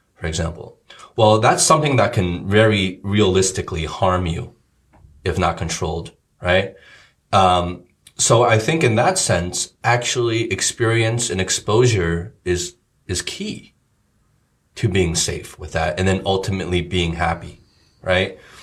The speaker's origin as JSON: {"language": "English", "country": "United States", "tie": "born or raised there", "moved": "yes", "said": "in the states where we grew up"}